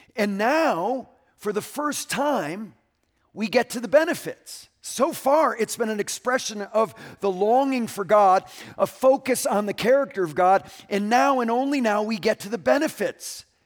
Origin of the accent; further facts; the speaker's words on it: Connecticut, United States; moved away; my home state of Connecticut